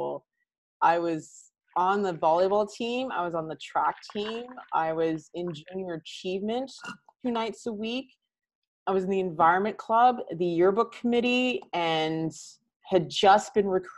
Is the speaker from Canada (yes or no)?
yes; Canada; I am Canadian, actually. I was born here. My family is Antiguan.